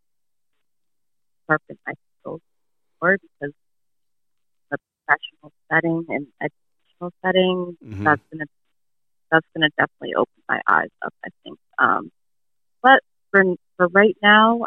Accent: Connecticut, United States; I'm from Connecticut.

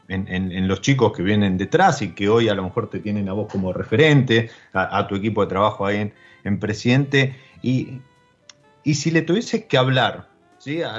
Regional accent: Argentina; te preguntan de dónde sos, vos decís Argentina, entonces estás representando a nuestro país

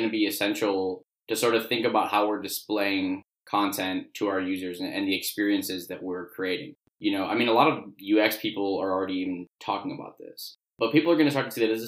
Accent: Chicago, Illinois, United States; also born or lived in Columbia, Missouri; I grew up in the Chicago area.

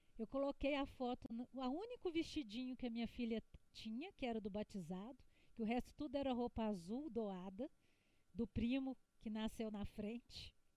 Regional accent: Belo Horizonte, Minas Gerais, Brazil; accent: mineiro; meu sotaque é de mineira? Não? Pois é, eu sou de Belo Horizonte, eu sou mineira

